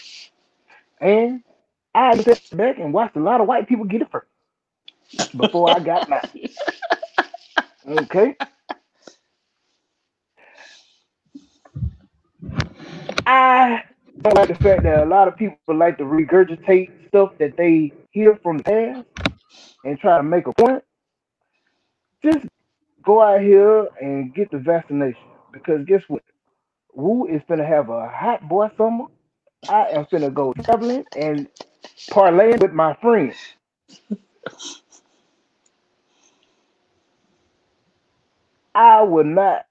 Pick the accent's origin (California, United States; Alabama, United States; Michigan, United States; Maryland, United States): Alabama, United States; Mobile; I'm from Mobile, Alabama